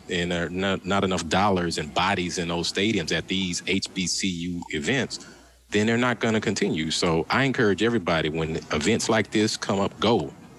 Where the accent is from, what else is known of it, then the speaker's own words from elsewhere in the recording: New Orleans, Louisiana, United States; when I grew up in New Orleans.